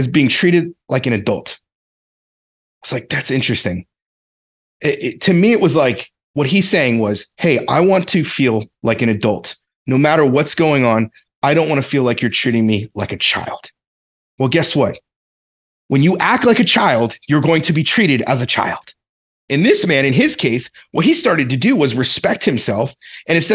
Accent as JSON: {"language": "English", "region": "the South", "country": "United States", "tie": "born or raised there", "said": "I grew up in the South. It's the way we talked, I guess."}